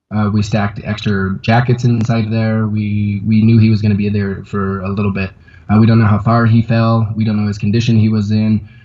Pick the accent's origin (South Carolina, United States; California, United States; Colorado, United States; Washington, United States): Colorado, United States; Conifer; also born or lived in Portland, Oregon; now in Quito, Ecuador; I'm originally from Conifer, Colorado